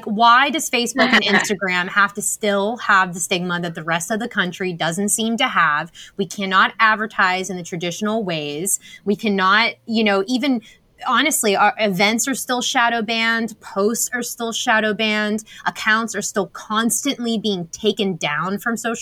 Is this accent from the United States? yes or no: yes; Pittsburgh, Pennsylvania, United States; Pittsburgh, Pennsylvania, my hometown.